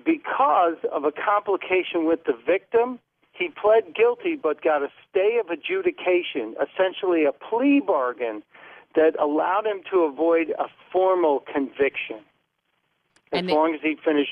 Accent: Australia; What is your cultural background? I'm Australian.

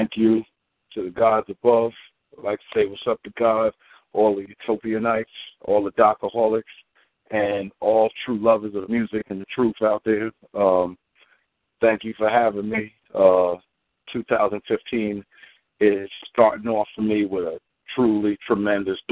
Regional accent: New York City, New York, United States; moved away as an adult; now in Mississippi, United States; I had problems growing up in Far Rockaway, New York, you know, Queens, New York.

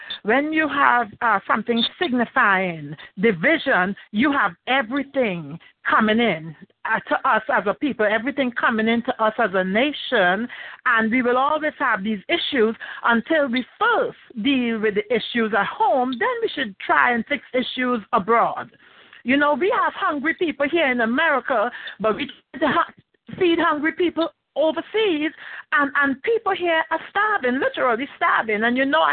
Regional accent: Trinidad & Tobago; moved away; also born or lived in Belgium; I'm originally from Trinidad and Tobago. Also, I've lived in Belgium, Europe.

